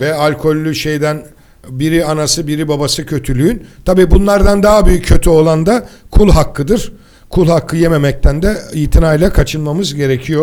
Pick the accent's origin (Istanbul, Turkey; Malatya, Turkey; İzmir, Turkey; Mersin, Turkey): İzmir, Turkey; Ben bir İzmirli olarak